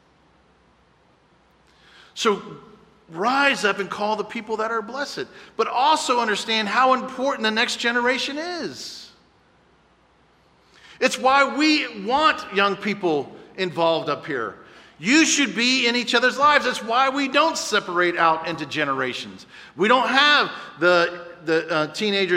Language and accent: English; Cocoa Beach, Florida, United States; I grew up in Cocoa Beach not knowing Jesus Christ